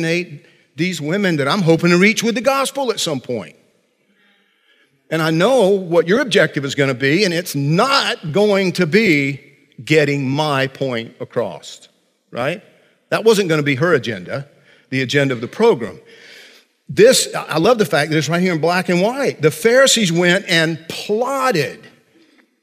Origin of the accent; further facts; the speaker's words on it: Central Georgia, United States; little boy growing up in Central Georgia